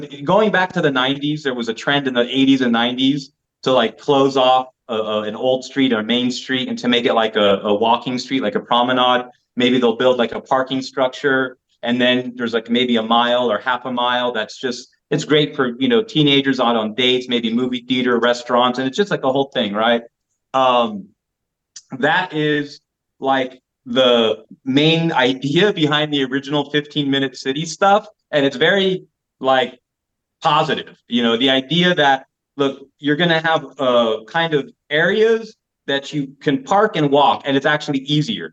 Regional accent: United States; moved away as an adult; now in Belgrade, Serbia; as an American

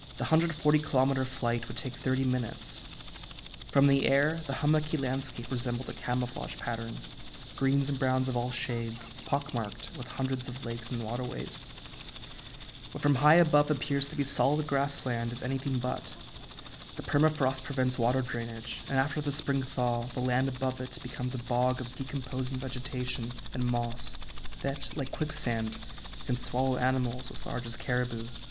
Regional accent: Vancouver, British Columbia, Canada; now in London, United Kingdom; my hometown of Vancouver

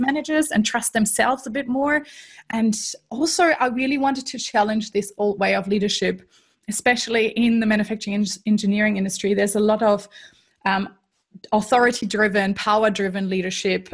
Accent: Germany; accent: German; English is a second language; moved away as an adult; also born or lived in Canada / United States; now in Melbourne, Australia; I am actually German originally, so people might be able to tell from the accent that is still somewhere there. Um, and I grew up in Germany

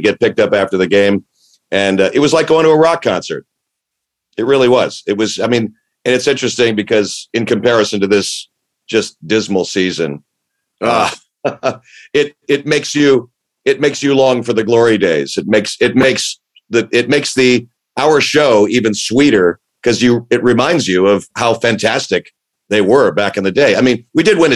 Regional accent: Santa Monica, California, United States; also born or lived in New York; I'm a townie. I'm an LA guy. I grew up in Santa Monica

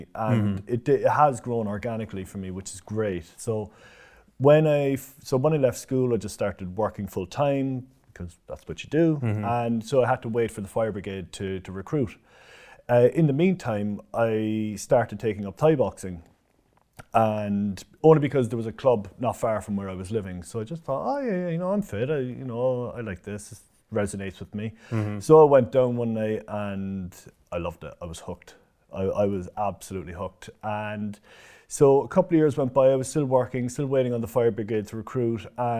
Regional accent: Cork, Munster, Ireland; So I'm Irish, so I'm from Cork, right in the city. So we moved around a lot, but I was always from the city of Cork.

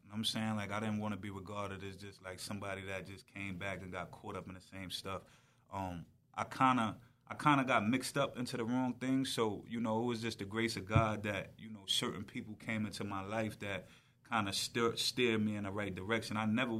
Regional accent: Wyandanch, New York, United States; Yeah, I grew up in Wyandanch as well.

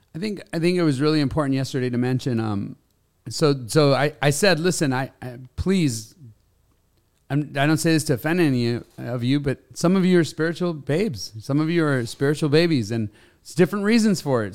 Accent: Los Angeles, California, United States; I grew up in Los Angeles

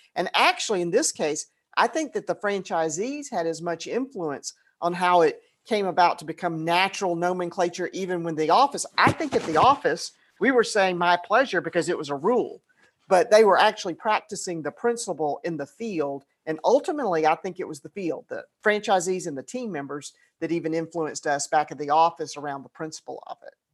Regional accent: Atlanta, Georgia, United States; I grew up in Atlanta.

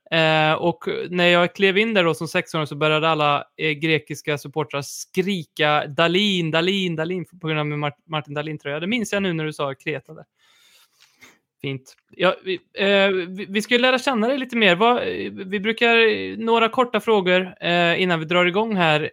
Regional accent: Värmland, Sweden; som vi säger här i Värmland

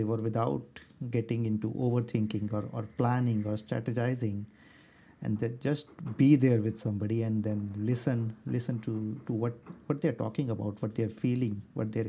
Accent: Delhi, India; I grew up in Delhi, which is a very hot place to live in.

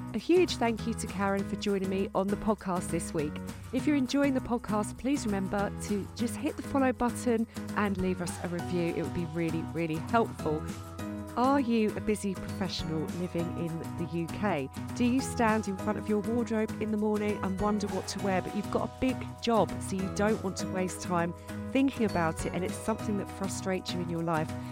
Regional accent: Essex, East of England, United Kingdom; I grew up in Essex.

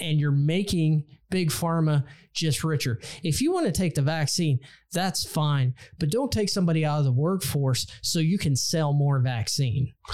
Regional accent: Texas, United States; Texas, my home state

